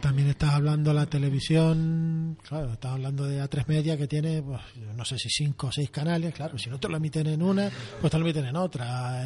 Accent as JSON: {"language": "Spanish", "region": "Canary Islands", "country": "Spain"}